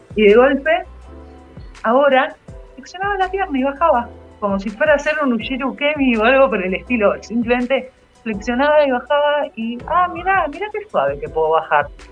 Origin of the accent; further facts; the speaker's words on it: Campana, Buenos Aires Province, Argentina; moved away; also born or lived in Zárate; yo crecí por Zárate y Campana